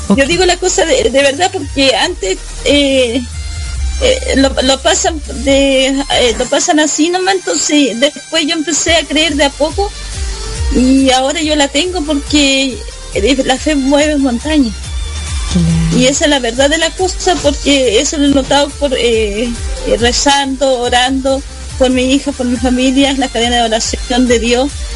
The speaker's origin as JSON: {"language": "Spanish", "town": "Osorno", "region": "Los Lagos", "country": "Chile", "tie": "born or raised there", "said": "Aquí estoy desde Chile, Osorno, décima región de los lagos. Eh, nacida eh, de acá, de mi región, de eh, de mi país natal"}